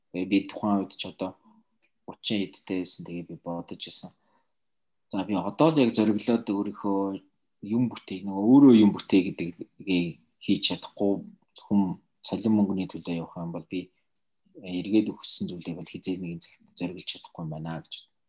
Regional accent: Mongolia; also born or lived in Russia; би Орос руу явж Оросод 6 жил эмчилгээ хийлгэж авсан. Тэгтээ би Оросод э, баг сургуулаа төгсөөд Монголд ирээд дунд сургуулаа Монголд төгсөөд

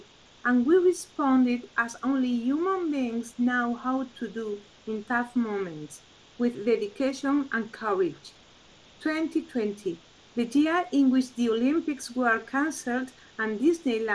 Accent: La Línea de la Concepción, Andalusia, Spain; I'm from La Línea

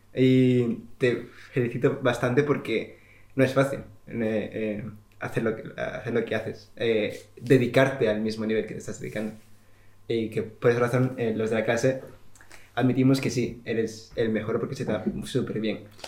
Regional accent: Spain; now in England, United Kingdom; yo que vengo de España

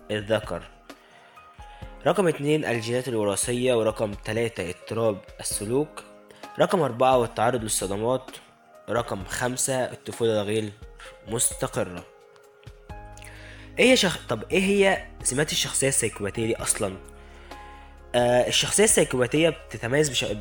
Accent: Egypt; ما ننساش إخواتنا المحتاجين فعلا في بلدنا مصر

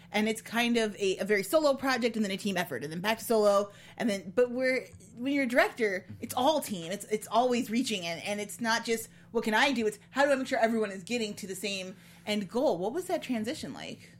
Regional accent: Ottawa, Illinois, United States; also born or lived in Chicago area, Illinois; I was born just outside of Chicago, but when mm-hmm. I was five, we moved to Ottawa, Illinois

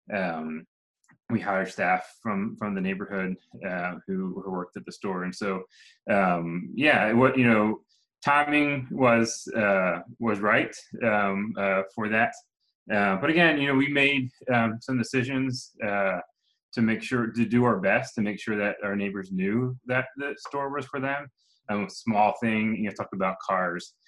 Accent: just outside Philadelphia, Pennsylvania, United States; moved away as an adult; now in Atlanta, United States; I'm from Pennsylvania, just outside Philadelphia. I grew up in a small town

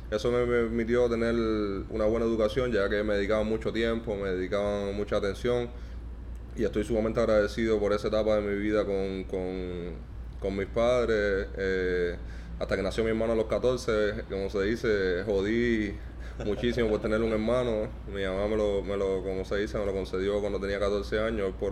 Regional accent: Ranchuelo, Villa Clara, Cuba; born there; nací, exactamente ahí en Santa Clara, en un municipio llamado Ranchuelo.

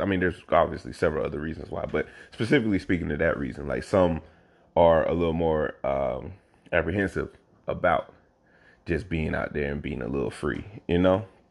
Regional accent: South Carolina, United States; moved away as an adult; now in Oakland, United States; growing up in this state

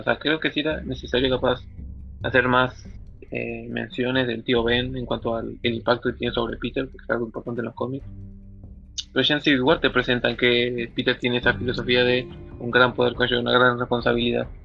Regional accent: Argentina; nosotros somos argentinos

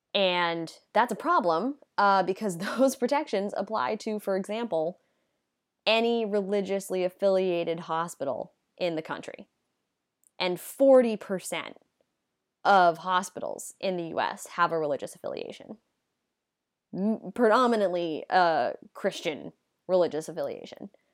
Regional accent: United States; In the U S, we have this idea that we live in a country that separates church and state

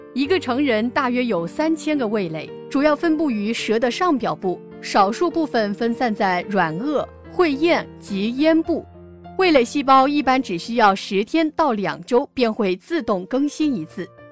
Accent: southern China, China; 我们作为一个南方人

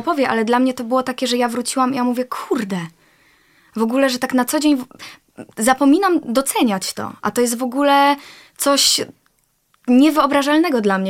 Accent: Poland

